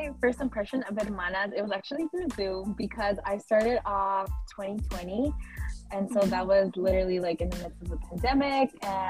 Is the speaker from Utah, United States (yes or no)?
no; Redwood City, California, United States; moved away as an adult; now in Los Angeles, United States; pronouns she, her, hers. I'm from the Bay Area, Redwood City to be specific.